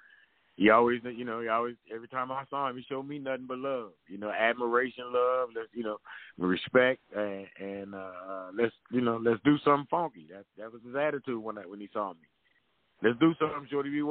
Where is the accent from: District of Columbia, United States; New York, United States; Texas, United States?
District of Columbia, United States; Washington; moved away; now I'm on stage with all my homeboys I grew up with from D.C.